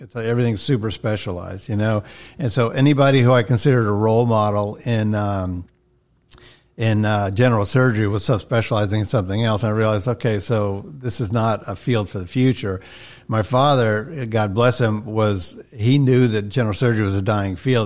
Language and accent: English; Atlanta, Georgia, United States; when I turned five, he became a citizen, and that's when we moved back to Atlanta